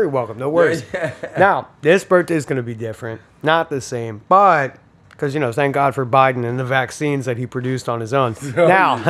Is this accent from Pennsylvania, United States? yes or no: yes; Philadelphia, Pennsylvania, United States; now in Florida, United States; I'm from Philly.